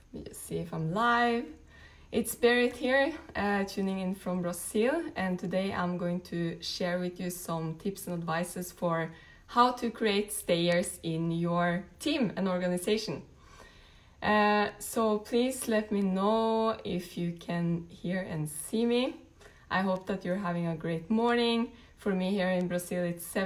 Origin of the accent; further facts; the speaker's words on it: Norway; moved away; I'm originally from Norway.